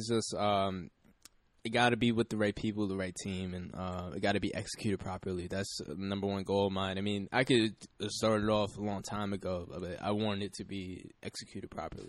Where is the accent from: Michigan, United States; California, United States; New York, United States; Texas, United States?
New York, United States; West Hempstead; I'm from West Hempstead.